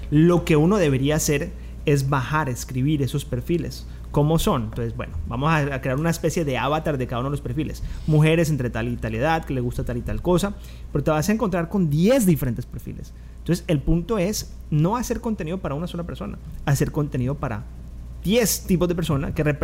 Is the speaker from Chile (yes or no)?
no; Valle del Cauca, Colombia; accent: caleño; Pero yo hablo caleño, ¿eh?